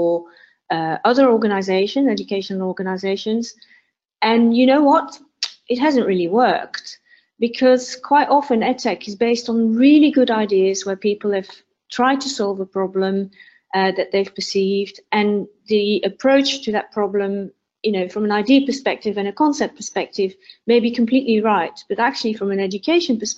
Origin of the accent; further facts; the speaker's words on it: Belgium; now in United Kingdom; I live in the UK. I'm originally from Belgium